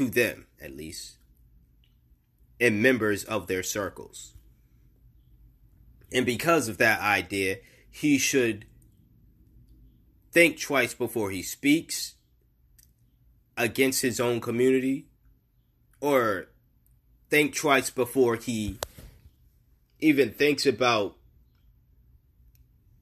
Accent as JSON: {"language": "English", "region": "Massachusetts", "country": "United States", "said": "I'm from Massachusetts. They kind of teach you this shit."}